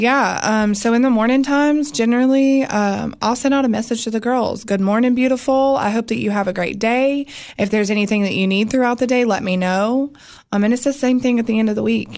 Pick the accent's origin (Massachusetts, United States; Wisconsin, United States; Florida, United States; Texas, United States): Florida, United States; moved away; also born or lived in North Carolina; so I was born in North Carolina, and then I was raised in Florida for my older years is what I always tell people, like my high school days.